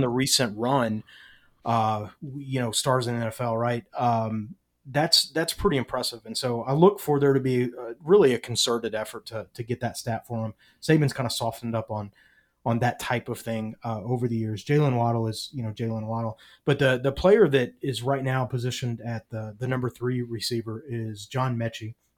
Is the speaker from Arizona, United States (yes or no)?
no; Nashville, Tennessee, United States; moved away; I'm from Nashville originally